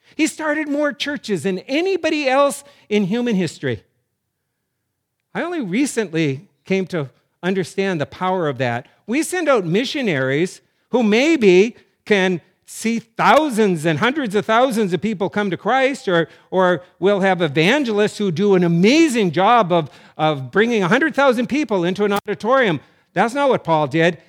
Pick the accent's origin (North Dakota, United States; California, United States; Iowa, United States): North Dakota, United States; Growing up in North Dakota